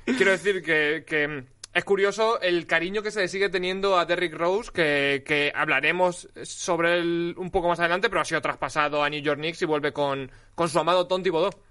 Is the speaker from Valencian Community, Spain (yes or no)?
yes; Alicante, Valencian Community, Spain; yo soy de Alicante